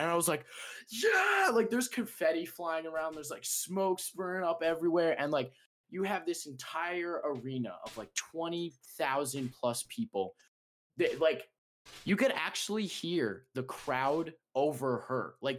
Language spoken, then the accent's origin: English; Chicago, Illinois, United States; I'm real Chicagoan.